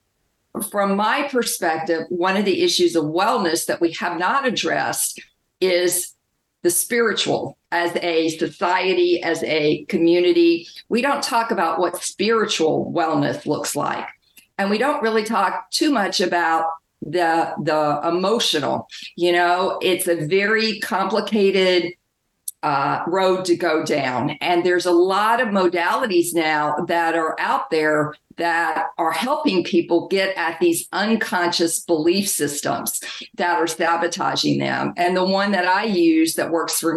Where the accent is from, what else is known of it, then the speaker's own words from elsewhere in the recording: the South, United States; I grew up in the South in a strict religious household